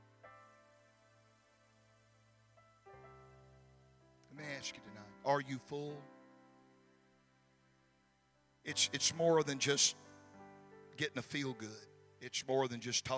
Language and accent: English; Gulfport, Mississippi, United States; the city of Gulfport, which is my hometown